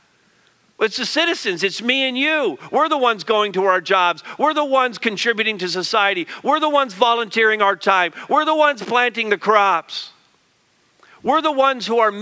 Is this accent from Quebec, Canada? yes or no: yes; Quebec, Canada; I grew up in Quebec